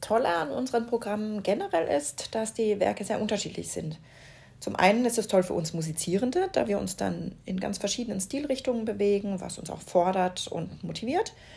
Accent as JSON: {"language": "German", "region": "Baden-Württemberg", "country": "Germany", "tie": "born or raised there", "said": "In Baden-Württemberg, meiner Heimat, habe ich selbst lange im Akkordeon-Landesjugendorchester gespielt"}